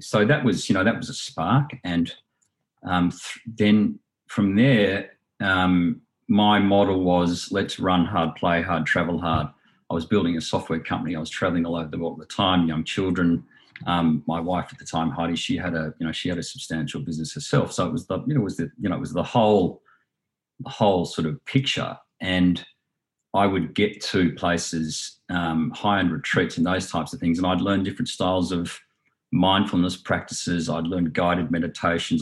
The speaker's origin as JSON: {"language": "English", "area": "Southern Highlands", "region": "New South Wales", "country": "Australia", "tie": "born or raised there", "also_born_or_lived": "Sydney / London / Hong Kong", "said": "I was born in Sydney, grew up in the Southern Highlands, um, you know, quasi country"}